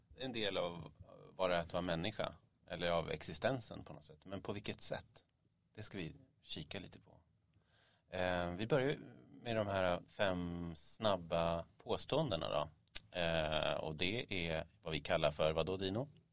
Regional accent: Stockholm, Stockholm County, Sweden; Jag växte upp vid Mariatorget

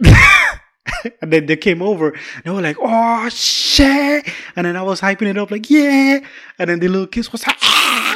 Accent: Georgia, United States; moved away; I'm from the South, deep South

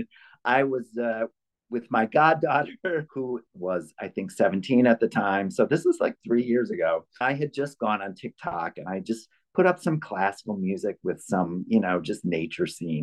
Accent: Chicago, Illinois, United States; also born or lived in Ann Arbor, Michigan; I was born in Michigan, actually, in Ann Arbor. But I grew up in Chicago

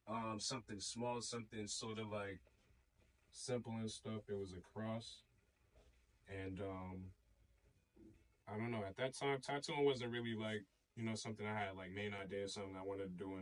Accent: Boston, Massachusetts, United States; I was born and raised in Boston

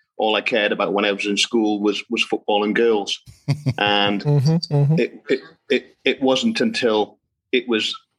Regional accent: Wales, United Kingdom; also born or lived in Oswestry, England; But I'm Welsh, straight across back into Wales.

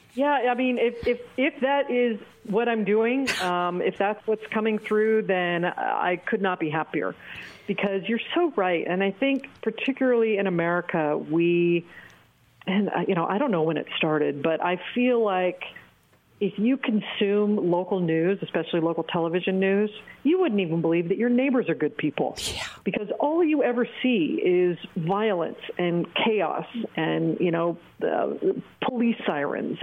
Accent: Oregon, United States; moved away as an adult; also born or lived in Los Angeles; now in Bangkok, Thailand; my home state of Oregon

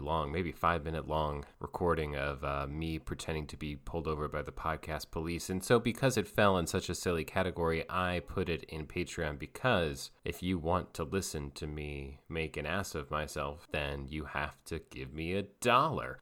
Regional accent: Asheville, North Carolina, United States; I'm from Asheville, North Carolina

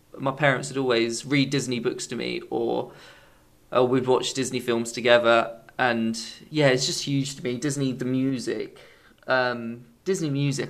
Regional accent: England, United Kingdom; being English

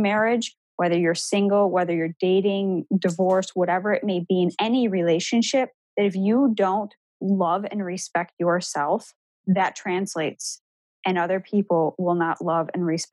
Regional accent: Buffalo, New York, United States; moved away as an adult; now in Columbus, United States; I'm not originally from Columbus, Ohio. I'm from Buffalo, New York

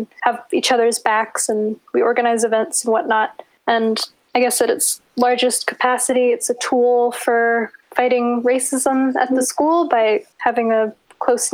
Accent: Philadelphia, Pennsylvania, United States; now in San Francisco, United States; I'm originally from Philadelphia, Pennsylvania, but I'm currently living in San Francisco

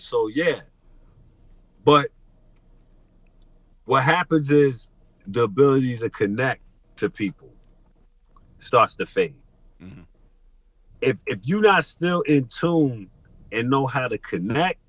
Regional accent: New York City, New York, United States; I'm from Brooklyn. I was born in Marcy Projects

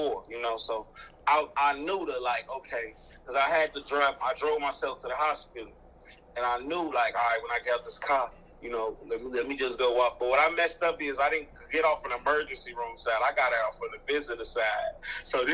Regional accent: Chicago, Illinois, United States; growing up in Chicago

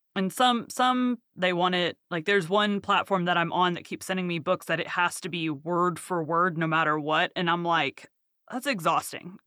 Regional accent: the South, United States; I'm from the South

